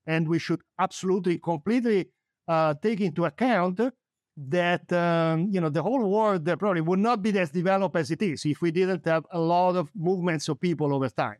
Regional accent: Italy; now in United States; I'm an immigrant. I was born in Italy. I moved to the United States.

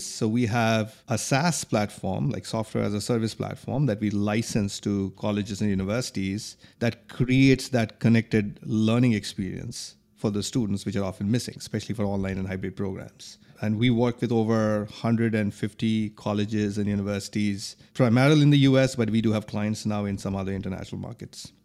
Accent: India; moved away as an adult; also born or lived in New York; now in Philadelphia, United States; I grew up in India

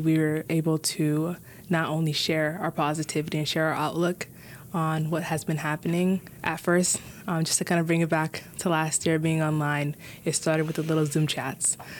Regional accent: Minneapolis, Minnesota, United States; I was born and raised in Minneapolis

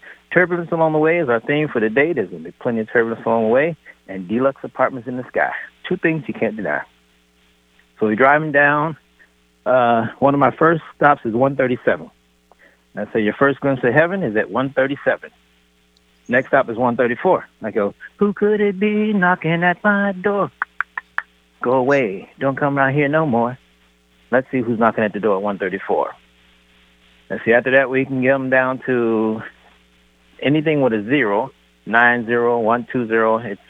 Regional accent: Ohio, United States; moved away; First, I was in Ohio. I'm here from Ohio. And then I came here and I trained out of Hillman City Gym.

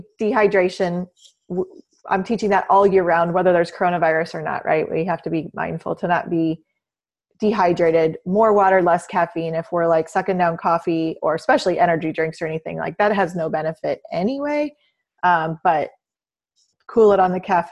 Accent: Southern Illinois, United States; I grew up in Southern Illinois out in the country.

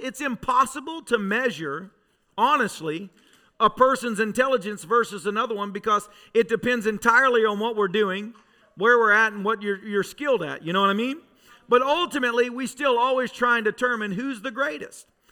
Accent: Tennessee, United States; I grew up in Tennessee

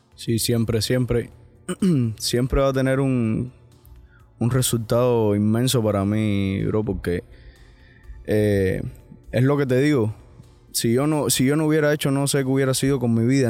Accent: Cuba; now in United States; Yo, yo al final me siento cubano, cien por ciento

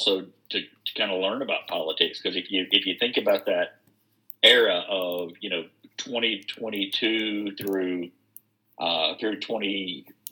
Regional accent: Wilkes County, North Carolina, United States; also born or lived in Charlotte, North Carolina; I grew up partially here in Wilkes County, and my mom lived in Charlotte, so I was in Charlotte during the Jim Crockett days

